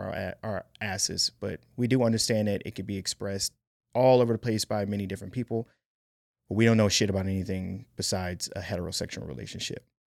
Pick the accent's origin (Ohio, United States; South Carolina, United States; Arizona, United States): Ohio, United States; Cleveland; I'm a nigga from Cleveland